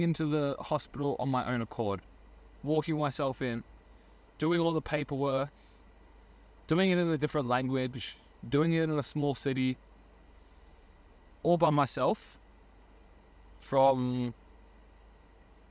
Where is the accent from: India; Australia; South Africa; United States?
Australia; moved away as an adult; also born or lived in Germany / Hungary; I moved back to Australia from Germany and Hungary